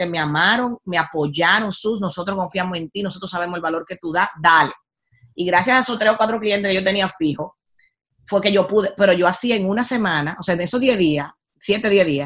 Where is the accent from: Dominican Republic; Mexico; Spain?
Dominican Republic; moved away; yo soy de la isla más linda del mundo. O sea, eso no me quita lo dominicana en ese momento